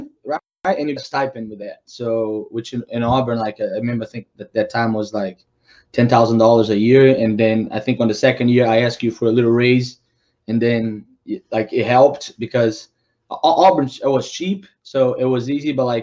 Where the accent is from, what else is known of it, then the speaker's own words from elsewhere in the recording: Brazil; English is a second language; moved away as an adult; I'm from Brazil